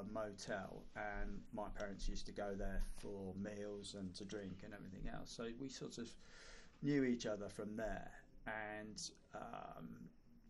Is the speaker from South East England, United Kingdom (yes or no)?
no; Earls Barton, East Midlands, United Kingdom; I grew up in Earls Barton